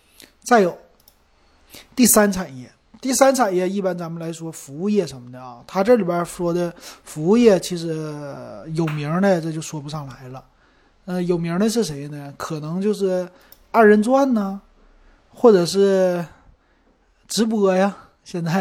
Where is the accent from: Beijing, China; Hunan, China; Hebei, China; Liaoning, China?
Liaoning, China; Shenyang; accent: Shenyang; 我沈阳口音特别重